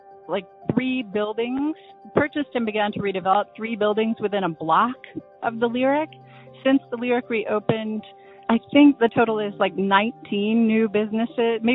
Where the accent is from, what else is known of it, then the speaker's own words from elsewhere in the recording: Birmingham, Alabama, United States; I grew up in Birmingham